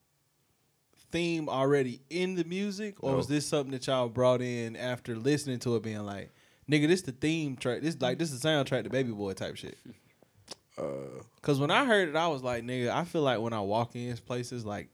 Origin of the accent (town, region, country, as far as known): Spartanburg, South Carolina, United States